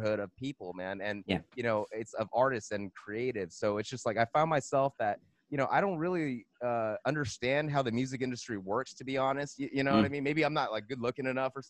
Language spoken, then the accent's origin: English; Monterey Park, California, United States; I'm from Los Angeles. I'm born, you know, Monterey Park, San Gabriel Valley